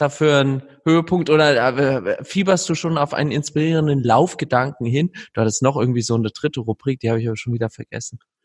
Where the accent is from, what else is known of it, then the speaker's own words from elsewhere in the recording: Gelnhausen area, Hesse, Germany; moved away; ich entdecke auch was Neues in meiner Heimat. Ich bin jetzt zum ersten Mal von Gelnhausen nach Ronneburg gelaufen